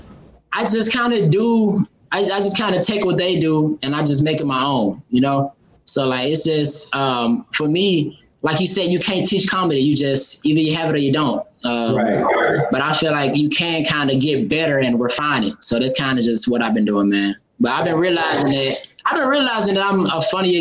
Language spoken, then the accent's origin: English; Memphis, Tennessee, United States; moved away as an adult; now in Nashville, United States; I'm from Memphis, but I'm staying in Nashville right now